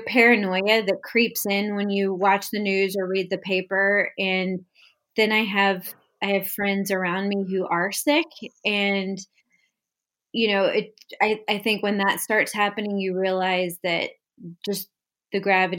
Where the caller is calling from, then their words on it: Westport, Connecticut, United States; Hi, I'm joining you from Westport, Connecticut, and I'm fine.